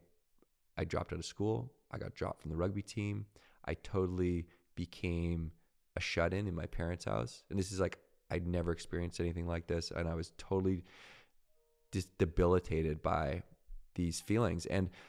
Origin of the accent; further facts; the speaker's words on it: Victoria, British Columbia, Canada; I grew up in Victoria, BC.